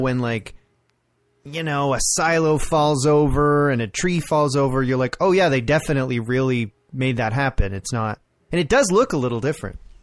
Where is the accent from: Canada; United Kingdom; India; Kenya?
Canada; Orangeville, Ontario; I grew up in Orangeville, like near Orangeville